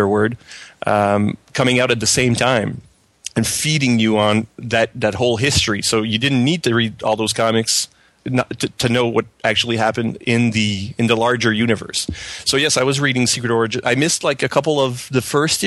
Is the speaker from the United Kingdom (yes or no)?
no; Canada; accent: French Canadian; English is a second language; as you can tell by my strange accent, I'm a French Canadian